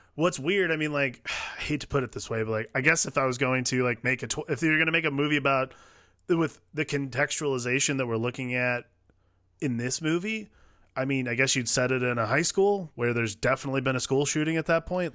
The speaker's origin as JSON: {"language": "English", "region": "Midwest", "country": "United States", "tie": "born or raised there", "said": "I grew up in the Midwest with a dad who watched the History Channel all the time"}